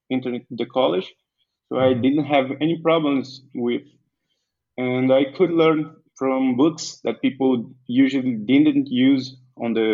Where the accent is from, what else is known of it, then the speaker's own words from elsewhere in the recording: Vitória da Conquista, Bahia, Brazil; English is a second language; I'm from Vitória da Conquista, the state of Bahia